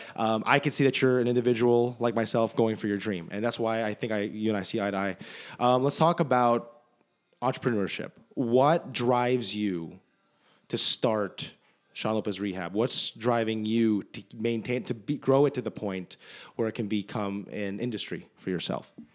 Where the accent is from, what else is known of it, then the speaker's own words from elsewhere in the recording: New Jersey, United States; moved away; we're both from New Jersey.